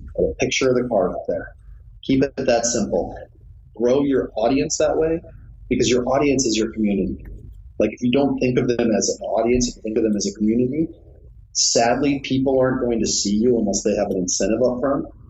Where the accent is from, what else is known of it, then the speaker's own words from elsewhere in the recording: Omaha, Nebraska, United States; moved away as an adult; also born or lived in Lincoln, Nebraska; now in Los Angeles, United States; I'm from Omaha, Nebraska. I went to school in Lincoln, Nebraska